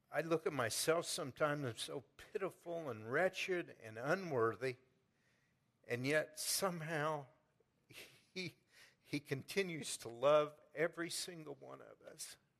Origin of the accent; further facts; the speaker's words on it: Pleasant Hill, United States; I've chosen to stay in my hometown and worship